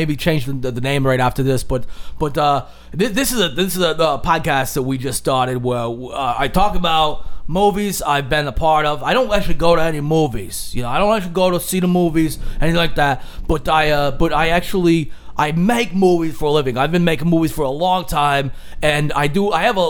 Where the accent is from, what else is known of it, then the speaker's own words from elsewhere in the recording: Atlanta, Georgia, United States; As you can tell by my accent, I started as a little kid from Atlanta, Georgia.